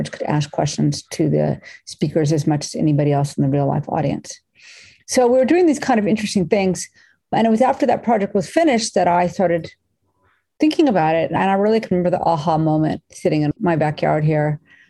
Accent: Los Angeles, California, United States; I grew up on the edge of Venice, California

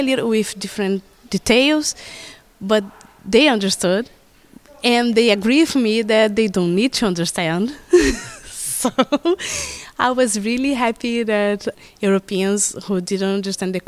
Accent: Rio de Janeiro, Brazil; I'm from Rio de Janeiro, from South

